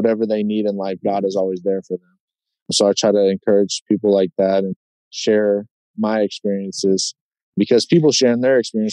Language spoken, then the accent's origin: English; Sacramento, California, United States; moved away as an adult; also born or lived in Cincinnati; now in Green Bay, United States; I'm from Sacramento